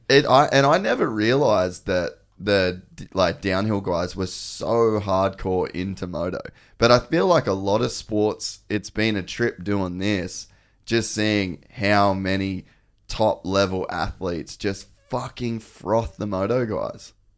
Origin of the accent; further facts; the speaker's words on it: Cairns, Queensland, Australia; I grew up in Cairns.